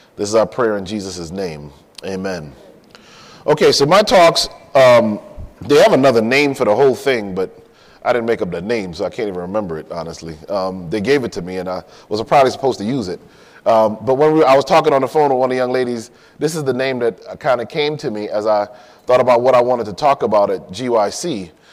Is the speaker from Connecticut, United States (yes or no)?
yes; Hartford, Connecticut, United States; also born or lived in Miami, Florida; now in California, United States; I grew up in Connecticut, in Hartford